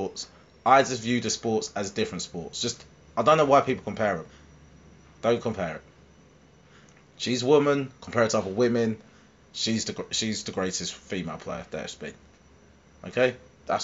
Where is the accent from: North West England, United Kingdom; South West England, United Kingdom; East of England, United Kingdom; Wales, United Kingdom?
East of England, United Kingdom; Harlow; Harlow. Yay. My hometown.